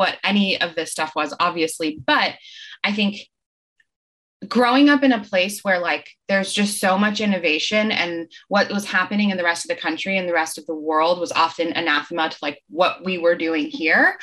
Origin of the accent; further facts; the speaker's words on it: Marin, California, United States; growing up in Marin